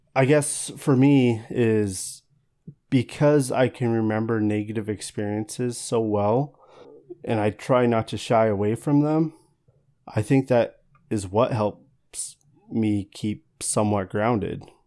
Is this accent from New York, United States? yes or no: no; Walla Walla, Washington, United States; I grew up in Walla Walla